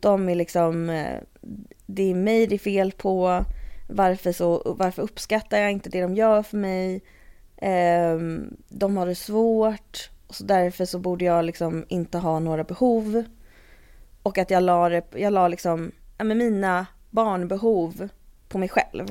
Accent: Stockholm, Stockholm County, Sweden; also born or lived in London / Uppsala; är jag uppvuxen i Stockholm. Och har bott här liksom hela tiden mm. ungefär

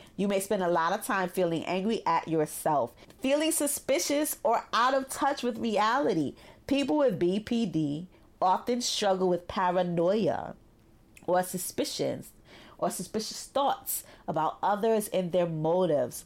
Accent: New York City, New York, United States; growing up in Brooklyn

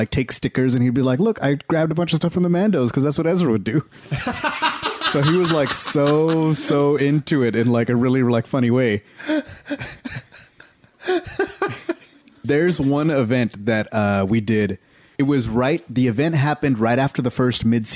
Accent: Texas, United States; I'm from Texas

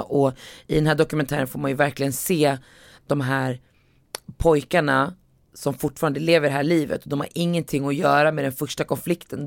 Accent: Västerås, Västmanland, Sweden; när jag växte upp i Västerås

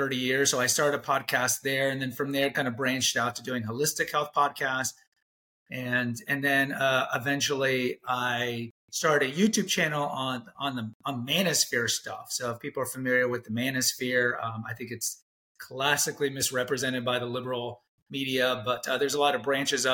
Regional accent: Texas, United States; I went to a Jesuit high school in Texas

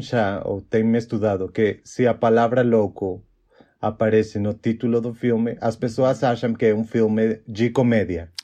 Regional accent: Mexico; Portuguese is a second language; also born or lived in Chihuahua, Mexico; eu sou mexicano, como já o Lavo falou, e eu tenho 29 anos. E, bom, eu moro numa cidade chamada Chihuahua, no norte do México

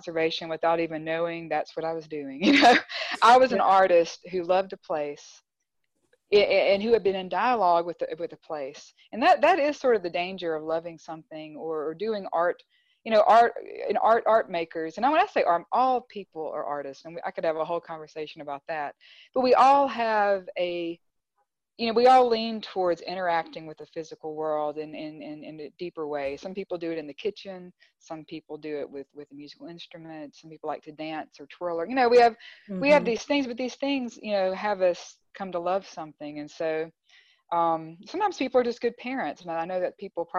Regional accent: Clinton, Mississippi, United States; now in Grenada, United States; Growing up in Clinton

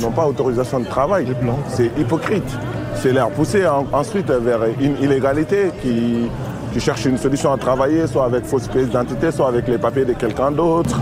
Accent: Mali; moved away as an adult; now in France; je suis malien. Je suis arrivé en France à fin 2018. Euh, j'étais un étudiant au Mali.

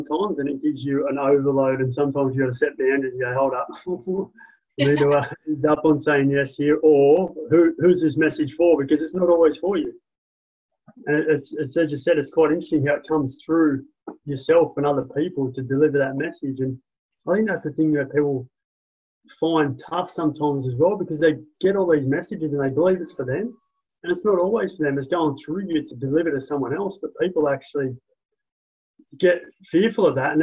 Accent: Sydney, New South Wales, Australia; also born or lived in Central Coast, New South Wales / Perth; now in Adelaide, Australia; I was born in Sydney, lived on the Central Coast, which is an hour north of Sydney. Lived in Perth and then came from Perth to here in Adelaide for business.

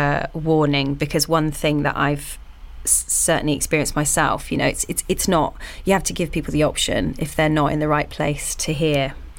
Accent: United Kingdom; we're all British and quite polite and awkward, you know.

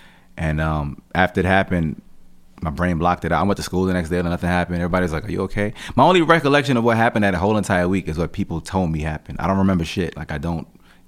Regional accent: Jamaica; And I'm Jamaican, so just culturally, family, mothers, sons, and shit, they just really tight-knit, you know what I mean?

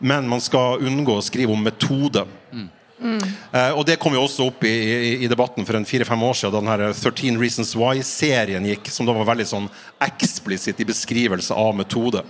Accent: Fauske, Nordland, Norway; jeg er fra Fauske i Nordland

